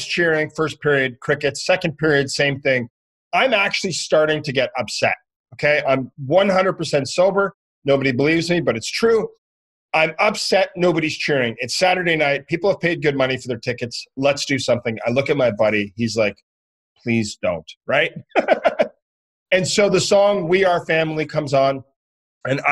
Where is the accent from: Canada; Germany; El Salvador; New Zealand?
Canada; I'm from Canada